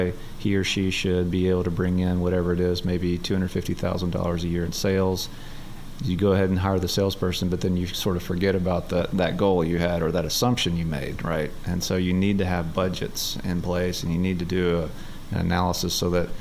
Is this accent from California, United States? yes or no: no; North Little Rock, Arkansas, United States; that's my hometown.